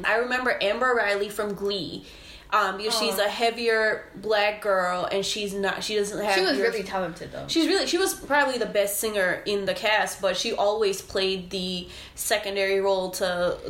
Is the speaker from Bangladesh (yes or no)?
yes; Bangladesh; moved away; Growing up in Bangladesh